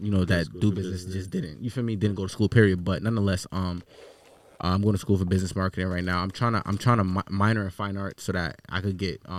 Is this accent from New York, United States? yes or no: yes; Queens, New York, United States; So I was partially raised in Queens and shit. So you feel me? I went to a lot of schools in Queens and then bounced around here and there.